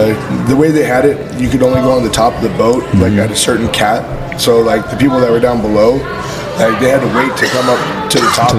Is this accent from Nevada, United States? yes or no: yes; Boulder City, Nevada, United States; moved away as an adult; also born or lived in Texas; But came back to my roots. I grew up right outside of Las Vegas in a little town called Boulder City. It's like where Hoover Dam's at.